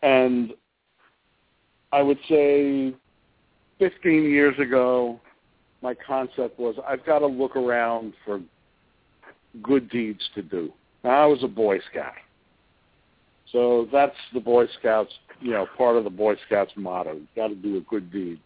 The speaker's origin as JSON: {"language": "English", "region": "New York", "country": "United States", "tie": "born or raised there", "also_born_or_lived": "Miami / Chicago", "moved": "as an adult", "said": "I also grew up in New York."}